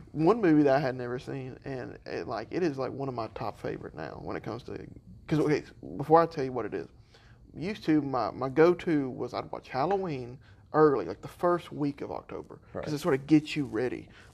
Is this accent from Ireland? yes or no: yes; Ireland; Listen, I'm Irish. We're not subtle with our hellos. We're subtle with our goodbyes.